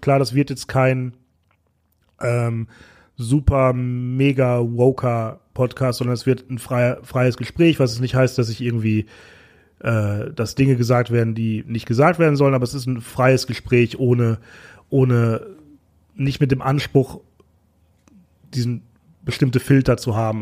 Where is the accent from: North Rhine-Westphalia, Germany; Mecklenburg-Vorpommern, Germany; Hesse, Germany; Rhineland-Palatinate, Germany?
North Rhine-Westphalia, Germany; Bochum; now in Berlin, Germany; ich bin gebürtig aus Bochum